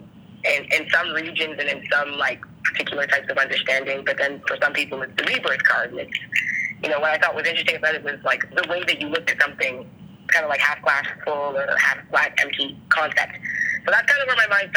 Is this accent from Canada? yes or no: yes; Toronto, Ontario, Canada; now in Brampton, Canada; I grew up in Toronto